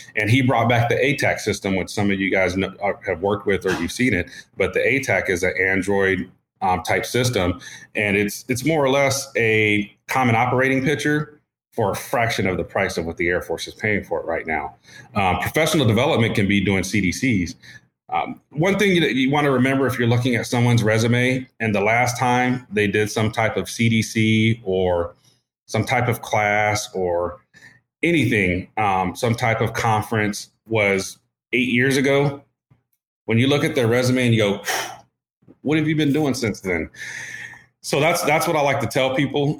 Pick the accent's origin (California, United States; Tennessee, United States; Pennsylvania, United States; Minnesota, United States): California, United States; Oceanside; moved away as an adult; also born or lived in Houston, Texas; I was born in Houston, but raised in Oceanside, California.